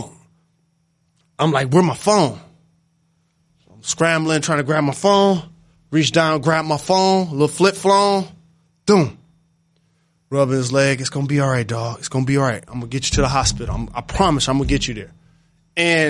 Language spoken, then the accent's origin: English; Detroit, Michigan, United States; I'm from Detroit.